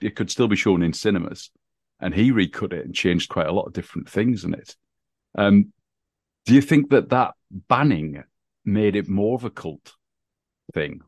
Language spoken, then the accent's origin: English; England, United Kingdom; growing up in England